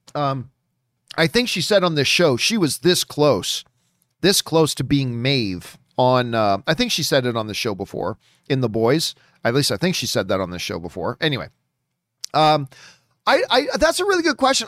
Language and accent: English; Hamilton, Ontario, Canada; my hometown of Hamilton, Ontario, Canada.